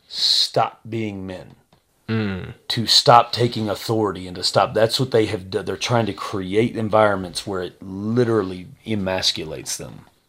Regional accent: Texas, United States; I'm from Texas

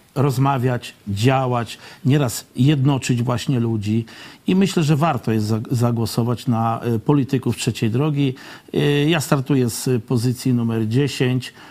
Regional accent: Poland; wychowałem się na terenach wiejskich, w zalesionych terenach

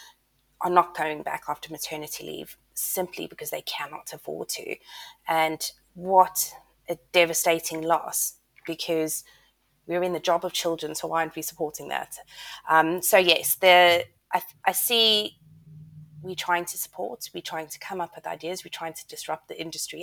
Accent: South Africa; moved away as an adult; also born or lived in United States; I'm South African and started my teaching career then

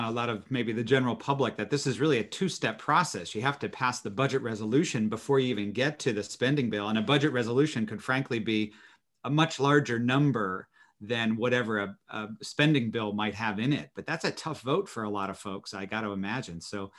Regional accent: New Jersey, United States; my friend Josh Gottheimer from my home state

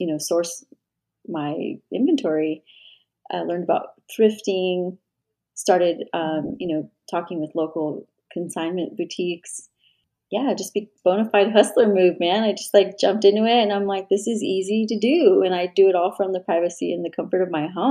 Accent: New Mexico, United States; I worked primarily in my home state, which is New Mexico

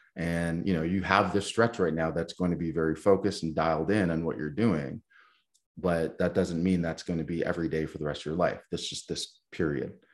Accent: Canada; as a Canadian

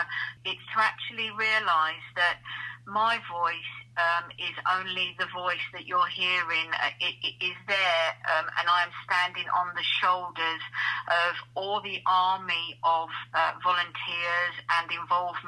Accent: Kent, South East England, United Kingdom; moved away as an adult; also born or lived in Barnsley, South Yorkshire; now in the Midlands, United Kingdom; I was born and bred in Barnsley, South Yorkshire, and when the pits closed, my parents moved down to Kent, and my dad became a postman down there. So absolutely lived my life down there from the age of 7

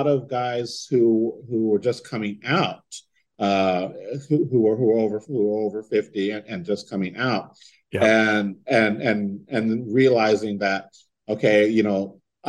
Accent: San Diego, California, United States; moved away; I'm from San Diego

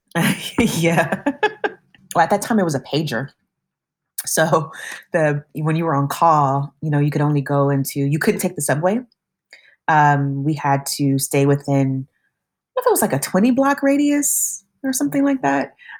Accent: West Coast, United States; moved away as an adult; also born or lived in New York; now in Madison, United States; being from the West Coast

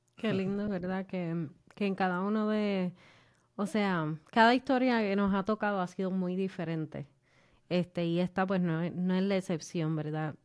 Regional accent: Puerto Rico; somos boricua

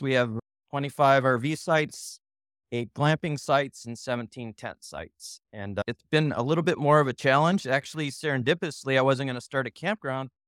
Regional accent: California, United States; now in Nashville, United States; I'm from California

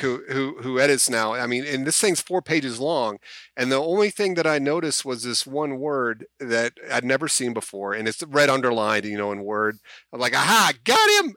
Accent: United States; As an American

